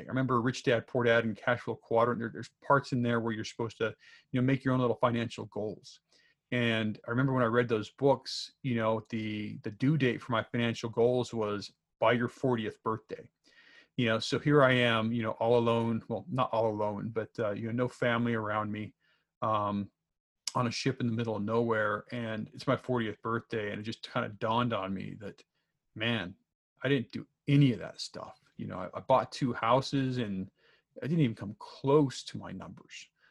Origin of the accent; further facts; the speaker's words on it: Salt Lake City, Utah, United States; moved away as an adult; also born or lived in Minnesota; born and raised in Utah